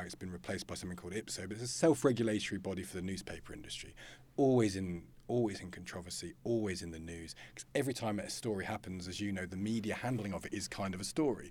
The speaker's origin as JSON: {"language": "English", "town": "Loughborough", "region": "East Midlands", "country": "United Kingdom", "said": "I came from Loughborough"}